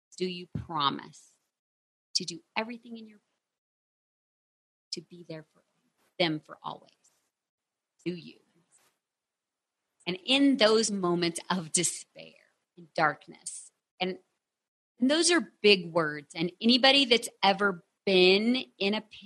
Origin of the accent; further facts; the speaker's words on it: Texas, United States; I'm from Texas